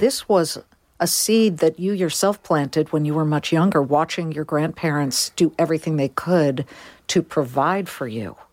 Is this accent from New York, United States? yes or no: no; California, United States; also born or lived in Boston; I'm a Californian